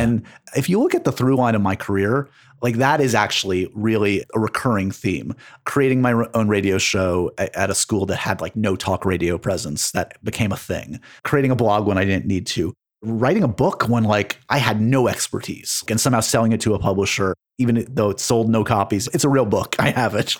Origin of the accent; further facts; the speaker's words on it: New York City, New York, United States; I grew up on the Upper West Side